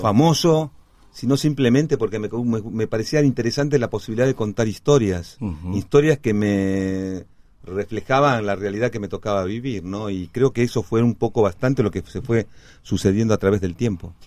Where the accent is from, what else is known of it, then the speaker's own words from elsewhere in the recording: Cusco, Peru; also born or lived in La Plata, Argentina / Lima, Peru; now in Argentina; si bien nací en La Plata en el 61, al año y medio me, trasladaron, mi papá se fue con mi mamá y, yo a, Lima primero, después a Cusco